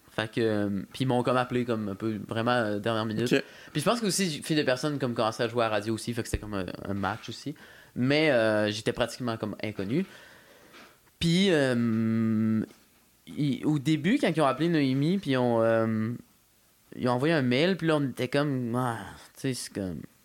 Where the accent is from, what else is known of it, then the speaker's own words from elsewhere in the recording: Quebec City, Quebec, Canada; first language French; J'ai grandi à Courville